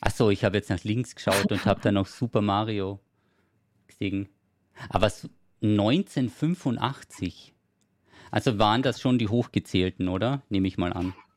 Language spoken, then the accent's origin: German; Carinthia, Austria; moved away; Und ich komme ja ursprünglich aus Kärnten